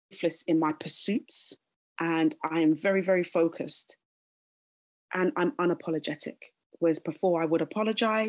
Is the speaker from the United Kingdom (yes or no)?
yes; London, United Kingdom; also born or lived in Kingston upon Thames; I was born there and raised there until I was about 8 years old. And then I moved to Roehampton, pretty much spent time in Roehampton